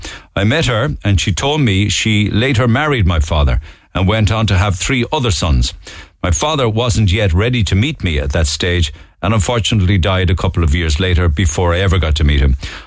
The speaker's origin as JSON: {"language": "English", "town": "Cork", "region": "Munster", "country": "Ireland", "tie": "born or raised there", "said": "I grew up in Farranree. He grew up in Ballyvolan."}